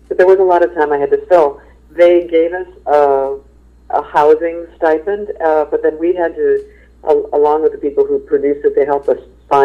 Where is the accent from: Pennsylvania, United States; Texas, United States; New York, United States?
New York, United States; I'm such a New Yorker.